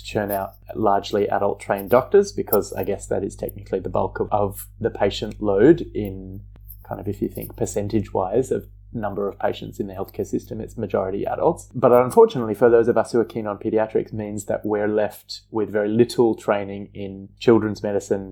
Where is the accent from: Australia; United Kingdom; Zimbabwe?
Australia; Perth, Western Australia; moved away as an adult; now in Melbourne, Australia; I moved to Melbourne from Perth, where I'd grown up and trained